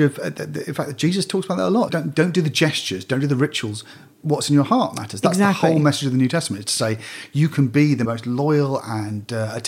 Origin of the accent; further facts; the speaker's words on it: United Kingdom; as a British person.